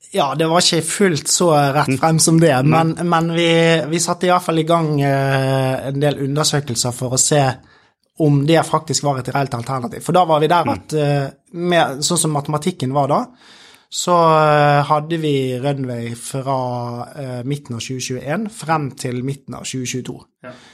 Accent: Bergen, Vestland, Norway; i Bergen, min hjemby

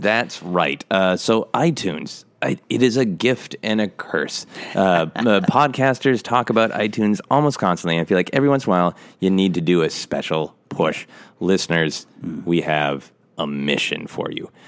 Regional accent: Minnesota, United States; moved away; I will be back in Minnesota, my home state

